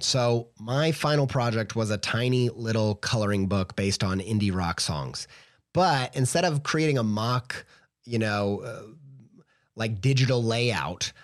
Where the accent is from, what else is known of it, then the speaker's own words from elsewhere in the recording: Indiana, United States; I'm just from Indiana